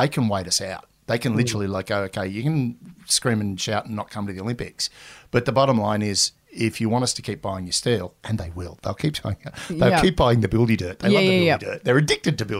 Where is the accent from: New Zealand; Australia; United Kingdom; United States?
Australia; we're Australian